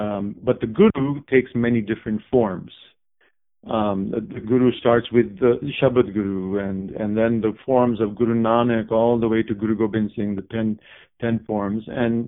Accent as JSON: {"language": "English", "country": "Japan", "tie": "born or raised there", "also_born_or_lived": "India / Canada", "lives_now": "United States", "said": "Prior to that, I actually grew up in Japan as well. So we're six from Japan, kind of. So I've spent some time in India, of course, boarding school. Also, when I was a little kid, 5 years in Canada."}